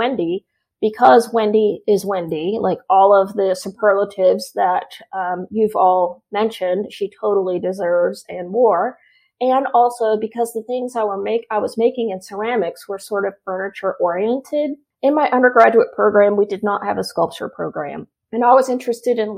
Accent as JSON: {"language": "English", "region": "Oklahoma", "country": "United States", "tie": "born or raised there", "also_born_or_lived": "San Diego, California", "moved": "as an adult", "lives_now": "Tennessee, United States", "said": "I grew up in Oklahoma, born and raised in Oklahoma."}